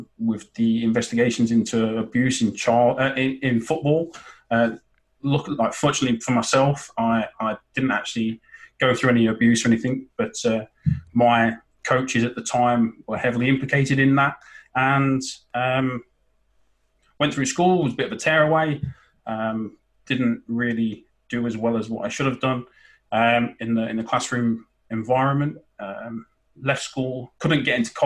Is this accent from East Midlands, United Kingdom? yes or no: yes; Boston, East Midlands, United Kingdom; I'm actually originally from Boston, where the Pilgrim Fathers left from